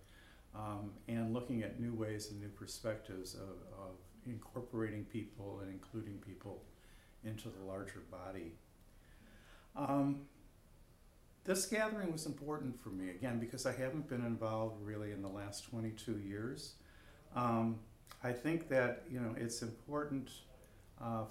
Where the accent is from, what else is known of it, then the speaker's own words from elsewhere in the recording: Chicago, Illinois, United States; also born or lived in Palm Springs, California; I'm from Chicago, Illinois. Although now I spend my winters in Palm Springs, California.